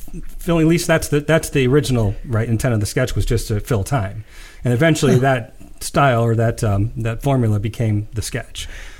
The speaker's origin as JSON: {"language": "English", "country": "United States", "said": "as an American"}